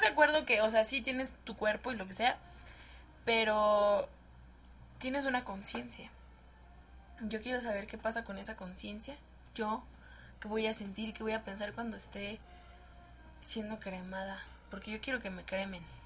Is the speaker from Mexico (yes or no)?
yes; Mexico; Los mexicanos